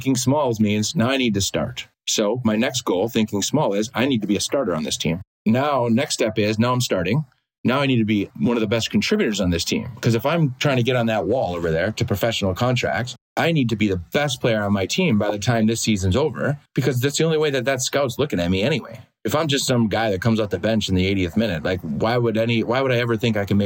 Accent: United States; moved away as an adult; also born or lived in England; my home country

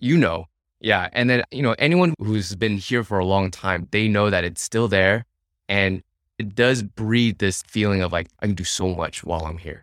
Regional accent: Los Angeles, California, United States; born or raised there; moved away as an adult; now in Ho Chi Minh City, Vietnam

